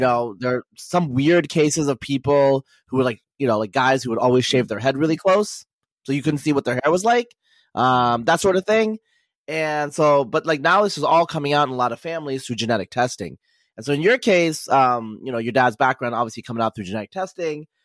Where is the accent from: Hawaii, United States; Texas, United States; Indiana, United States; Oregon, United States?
Oregon, United States; Northeast; I grew up in Eastern Oregon, uh, as some people know, in Northeast Oregon.